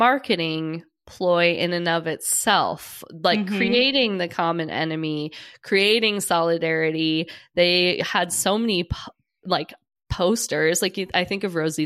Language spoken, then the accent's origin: English; United States; now in Ireland; I'm clearly American, but I'm especially American in that way